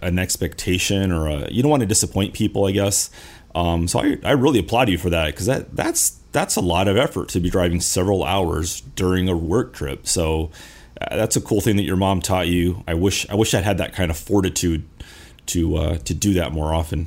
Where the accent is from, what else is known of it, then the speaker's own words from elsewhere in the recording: Los Angeles, California, United States; I'm from California, from Los Angeles